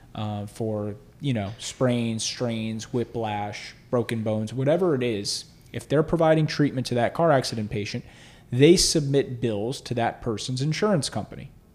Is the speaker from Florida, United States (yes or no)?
yes; South Florida, United States; also born or lived in Hollywood, Florida / Boca Raton, Florida / Weston, Florida; So I grew up in, uh, South Florida